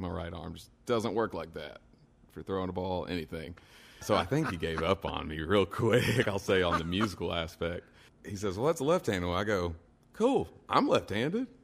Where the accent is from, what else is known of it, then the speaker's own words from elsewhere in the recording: Stanford, Kentucky, United States; also born or lived in Nashville, Tennessee; I grew up in Stanford, probably about 40 minutes west, and I still live in just right outside of Stanford right now.